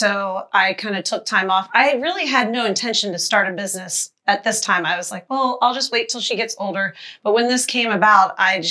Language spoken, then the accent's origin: English; Annapolis, Maryland, United States; Annapolis, Maryland.